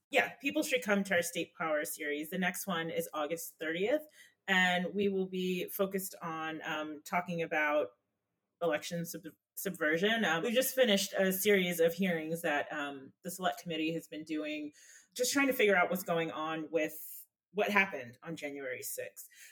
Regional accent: North Carolina, United States; I'm from North Carolina

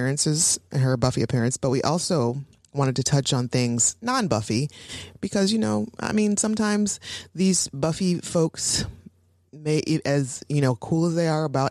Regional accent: Toledo, Ohio, United States; now in Pittsburgh, United States; I'm from Toledo, Ohio, originally

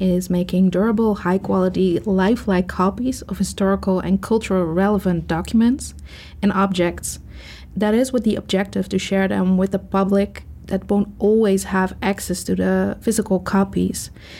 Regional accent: Netherlands; And I'm from the Netherlands.

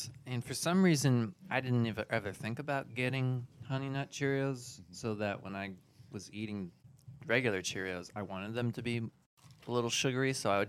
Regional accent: Morgan Hill, California, United States; The town I grew up in was called Morgan Hill, and it's right at the bottom of the bay, right next to a more well-known town called Gilroy

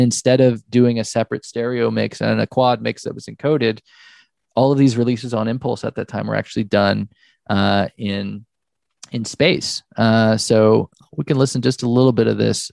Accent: Oklahoma, United States; I was born in Oklahoma

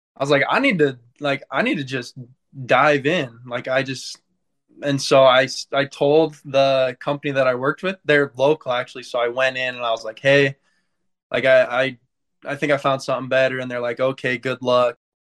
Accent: Santaquin, Utah, United States; I'm from Santaquin, Utah

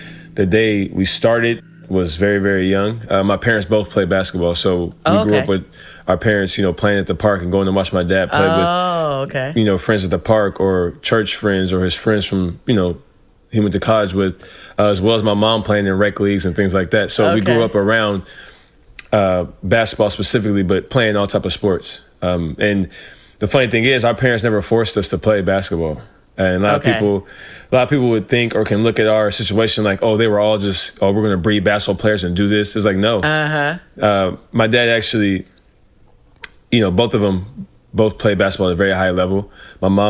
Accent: Ruston, Louisiana, United States; also born or lived in Los Angeles, California; I really started growing up in Louisiana

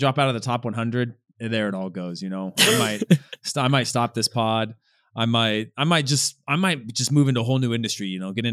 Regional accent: Modesto, California, United States; also born or lived in Hermosa Beach, California; where I grew up in Modesto in California

